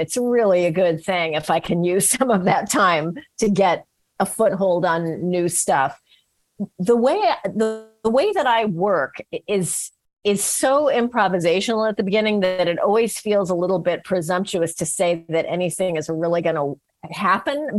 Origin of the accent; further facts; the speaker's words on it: San Francisco, California, United States; I was from San Francisco